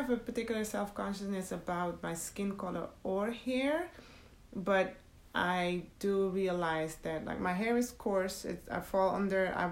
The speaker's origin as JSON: {"language": "English", "country": "Netherlands", "tie": "born or raised there", "also_born_or_lived": "Suriname", "moved": "as an adult", "lives_now": "United States", "said": "I was born in Suriname and raised in the Netherlands. And I've been in the U.S. for 17 years."}